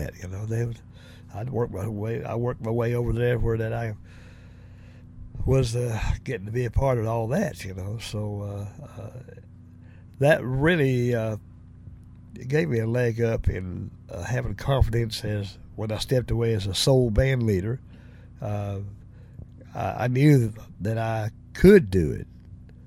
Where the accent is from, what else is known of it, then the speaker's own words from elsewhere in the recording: Tennessee, United States; accent: Southern; moved away; also born or lived in Lexington; I'm from the South, from Tennessee. I definitely got a Southern dialect, you know, as far as my accent